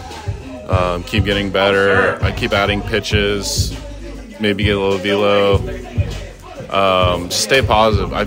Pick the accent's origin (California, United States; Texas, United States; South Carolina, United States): California, United States; moved away as an adult; also born or lived in Missouri; Coming from growing up in California, everyone was very humble and nice